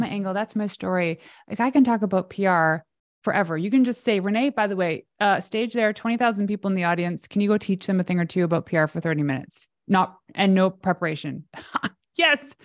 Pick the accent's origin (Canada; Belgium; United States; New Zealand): Canada; I'm Canadian